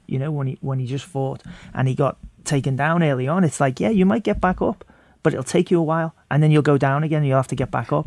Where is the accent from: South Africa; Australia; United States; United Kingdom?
United Kingdom; Liverpool, North West England; moved away; I come from Liverpool